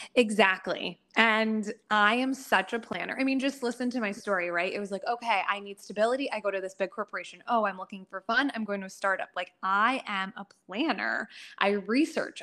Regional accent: United States; I'm a first generation American

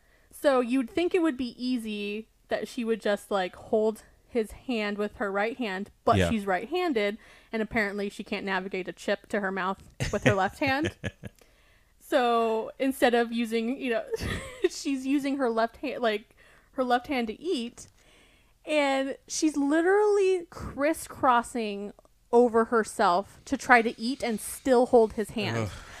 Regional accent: Arkansas, United States; well, we are from Arkansas.

